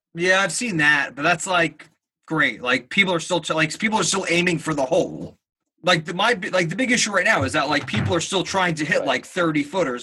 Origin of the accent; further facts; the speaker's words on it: New Jersey, United States; I'm from New Jersey